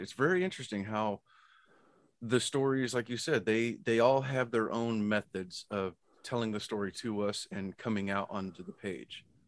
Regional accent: United States; I'm American

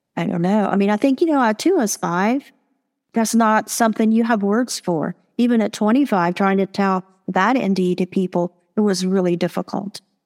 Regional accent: Marietta, Ohio, United States; I was born and raised in Marietta, Ohio.

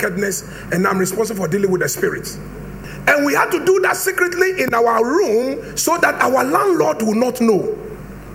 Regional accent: Brekusu, Eastern Region, Ghana

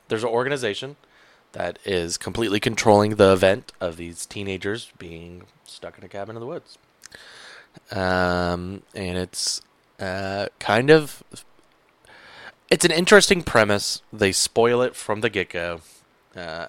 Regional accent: Georgia, United States; moved away; growing up in Georgia

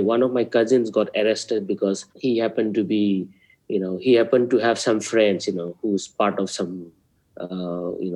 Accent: Imphal, Manipur, India; also born or lived in Delhi; I grew up in Imphal, you know. I did my schooling in Imphal.

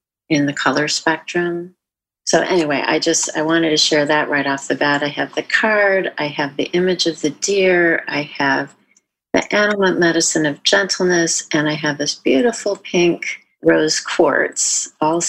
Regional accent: Midwest, United States; moved away as an adult; now in California, United States; I grew up in the Midwest, and I live in California now and have since 1990

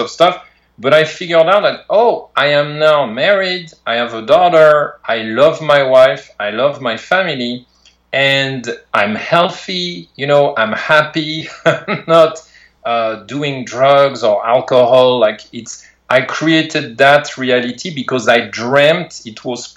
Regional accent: outside Paris, Île-de-France, France; moved away as an adult; now in California, United States; I grew up in France, right, out of Paris, France

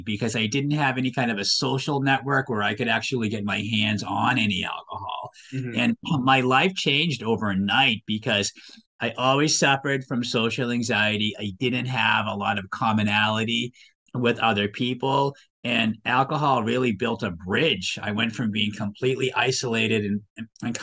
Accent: Waltham, Massachusetts, United States; I'm originally from this state. I grew up in Waltham

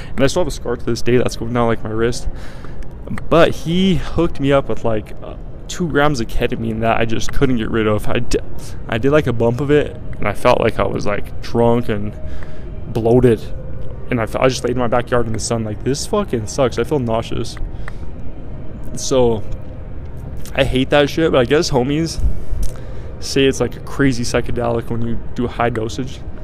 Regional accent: Colorado, United States; I'm from Colorado and I was like, some of the lakes that I grew up fishing

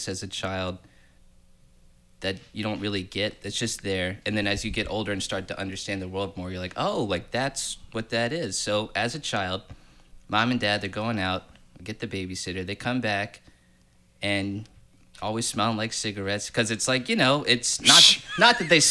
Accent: Orlando, Florida, United States; also born or lived in Fort Campbell, Kentucky; Orlando my whole life, except that I was born Fort Campbell, Kentucky

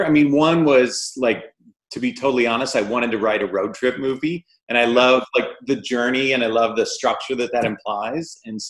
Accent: Midwest, United States; I grew up in the Midwest, and I think, you know, father-sons especially tend to be more reserved in general and in that part of the country, I think, especially.

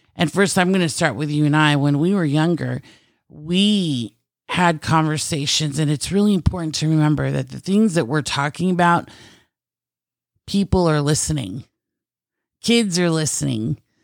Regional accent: United States; also born or lived in Philippines (Filipino heritage); being American

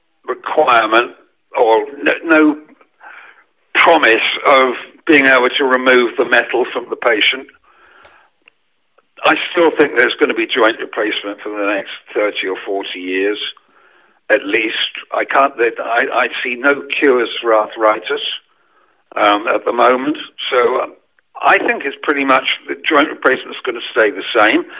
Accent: England, United Kingdom; now in France; because I'm English

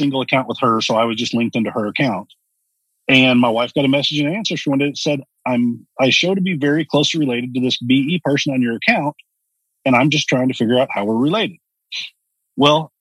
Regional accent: Texas, United States; also born or lived in Dallas; I grew up here in Texas, and I grew up with a fairly well-off family

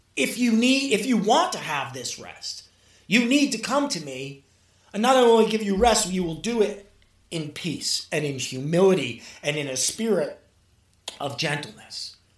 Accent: New York City, New York, United States; also born or lived in Mexico; growing up in Brooklyn. And my, my, my father was Puerto Rican

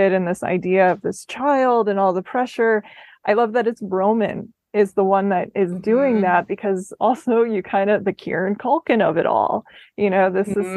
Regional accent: Minnesota, United States; my home state of Minnesota

